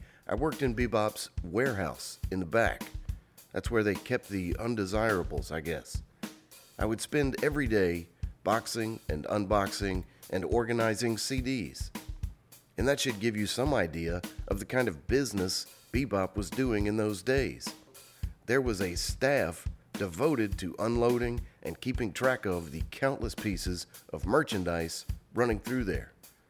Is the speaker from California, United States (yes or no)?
no; Jackson, Mississippi, United States; I'm from Jackson, Mississippi.